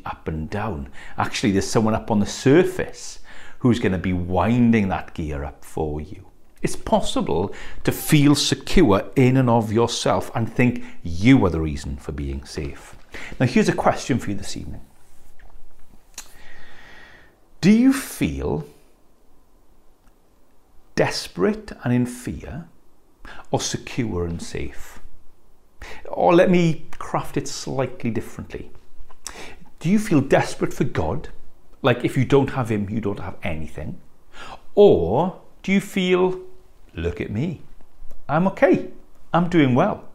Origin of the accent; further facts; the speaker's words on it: West Wales, United Kingdom; One of my favourite school trips growing up in West Wales was actually local to here